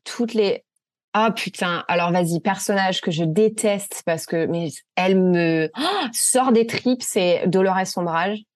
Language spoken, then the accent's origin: French; France; moved away as an adult; now in United States; je suis française, j'ai 30 ans